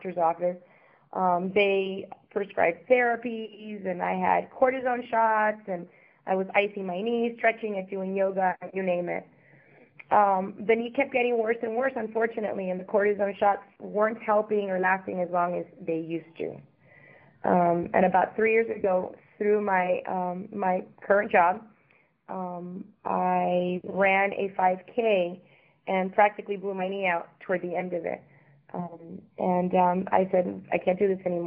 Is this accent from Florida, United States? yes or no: yes; Miami, Florida, United States; also born or lived in Havana, Cuba / Europe / Caribbean; moved to Miami at the age of five where I grew up